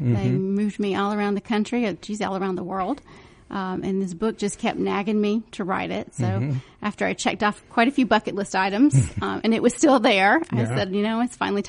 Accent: Valdosta, Georgia, United States; accent: twang; I was born in Valdosta.

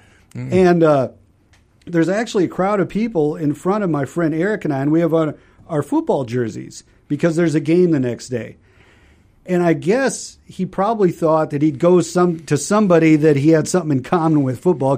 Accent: South Dakota, United States; moved away as an adult; also born or lived in Minnesota / Virginia Beach, Virginia / Mississippi; now in Suwanee, United States; I grew up in South Dakota.

